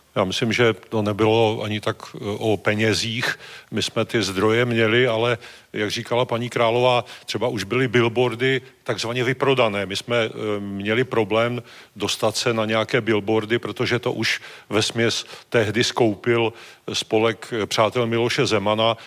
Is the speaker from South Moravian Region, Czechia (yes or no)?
no; Moravian-Silesian Region, Czechia; já jsem z Moravskoslezského kraje